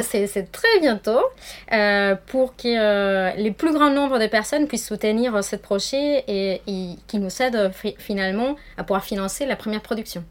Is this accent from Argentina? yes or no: yes; Argentina; accent: Argentine; French is a second language; moved away; je suis euh, argentine, d'où mon petit accent qui vient du sud